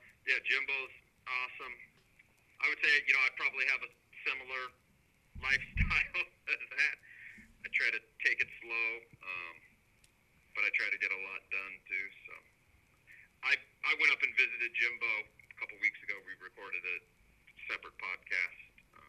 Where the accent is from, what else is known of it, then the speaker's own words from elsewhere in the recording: San Diego, California, United States; Born and raised in San Diego, California.